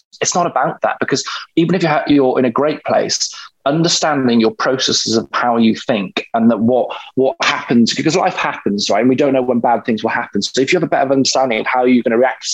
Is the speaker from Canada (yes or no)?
no; Wales, United Kingdom; growing up in Wales